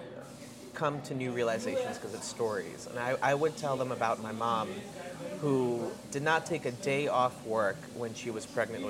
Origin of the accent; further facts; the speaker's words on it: New York City, New York, United States; I was born with asthma because I grew up in Queens in New York City